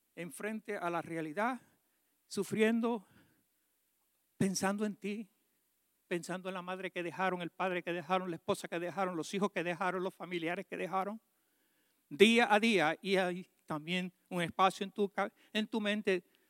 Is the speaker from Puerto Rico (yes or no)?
yes; Puerto Rico; yo soy boricua